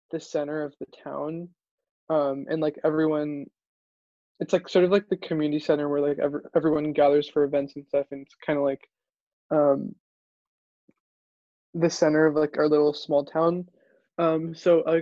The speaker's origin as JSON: {"language": "English", "town": "Fremont", "region": "California", "country": "United States", "said": "I am a freshman, so class of 24 at Stanford, and I'm from Fremont, California."}